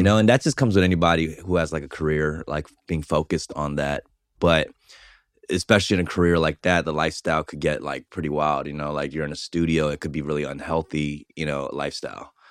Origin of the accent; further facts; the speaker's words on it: Los Angeles, California, United States; also born or lived in Argentina; I came to Koreatown when I was three, so Koreatown is really the only place I really know.